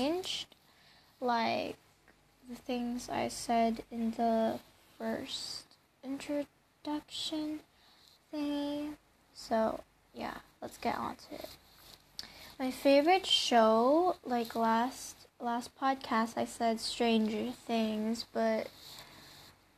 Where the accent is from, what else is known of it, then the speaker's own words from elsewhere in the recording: Baguio, Cordillera Administrative Region, Philippines; I was born in Philippines, Baguio City